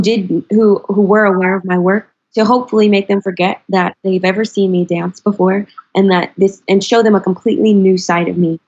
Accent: North Carolina, United States; moved away; I'm from North Carolina

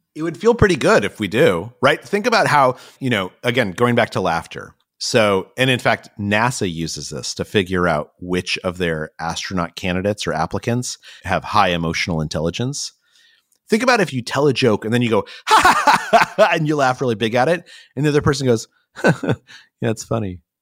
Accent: Albuquerque, New Mexico, United States; moved away; I actually grew up in Albuquerque, New Mexico

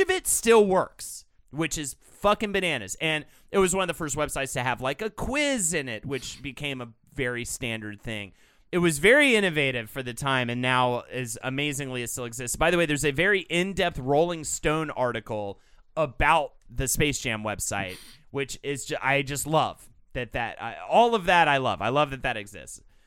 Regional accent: Charlotte, North Carolina, United States; Growing up in Charlotte

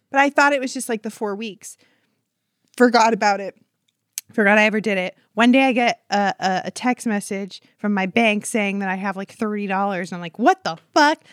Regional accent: Huntington Beach, California, United States; I'm from Huntington Beach, California

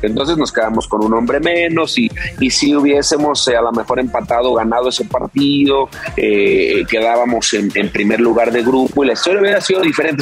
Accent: León, Guanajuato, Mexico; Yo soy de León, empecé como profesional en León, Guanajuato

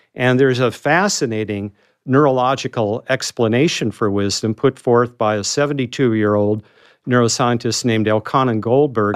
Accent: North Dakota, United States; moved away as an adult; I was that kid from North Dakota

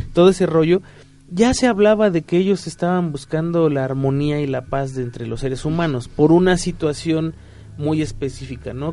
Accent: Mexico; como mexicano promedio

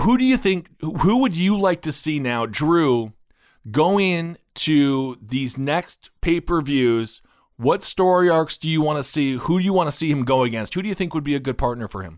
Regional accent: Wisconsin, United States; I'm from Wisconsin

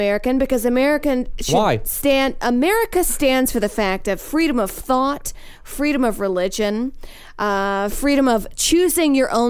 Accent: Saudi Arabia; now in United States; I was raised a Christian in Saudi

